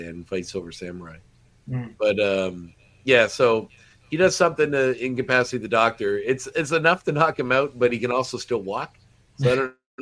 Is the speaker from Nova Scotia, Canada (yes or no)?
yes; Antigonish, Nova Scotia, Canada; moved away; I grew up in Antigonish